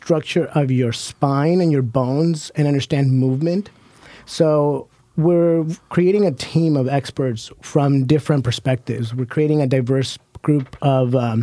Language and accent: English; Hood River, Oregon, United States; growing up in the Columbia River Gorge on Hood River